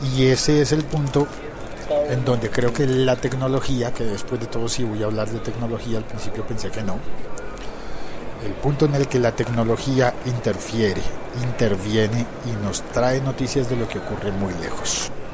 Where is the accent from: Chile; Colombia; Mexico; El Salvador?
Colombia; pasa en mi país, pasa en Colombia